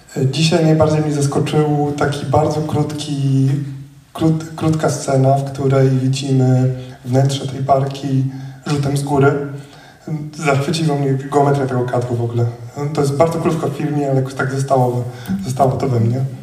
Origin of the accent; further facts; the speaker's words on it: Białystok, Podlaskie Voivodeship, Poland; jestem właśnie z Białego Stoku